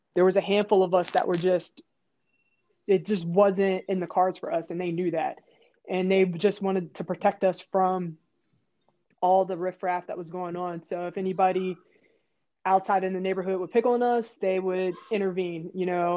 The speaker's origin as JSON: {"language": "English", "town": "Pittsburgh", "region": "Pennsylvania", "country": "United States", "tie": "born or raised there", "said": "I'm from Pittsburgh, Pennsylvania. I grew up in Manchester"}